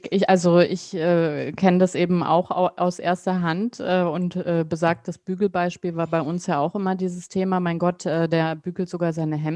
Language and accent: German; West Germany, Germany; also ich bin ja in Westdeutschland aufgewachsen.